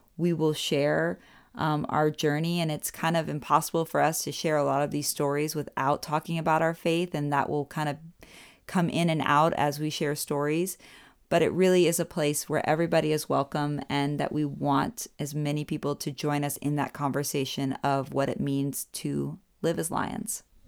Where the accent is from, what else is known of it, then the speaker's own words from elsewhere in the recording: Orlando, Florida, United States; moved away as an adult; now in Germany; I'm from Orlando, Florida